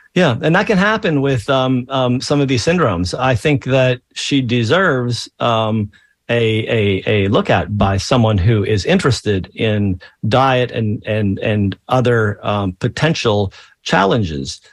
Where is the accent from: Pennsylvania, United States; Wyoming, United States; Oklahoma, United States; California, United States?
Pennsylvania, United States; I grew up in Pennsylvania in the 70s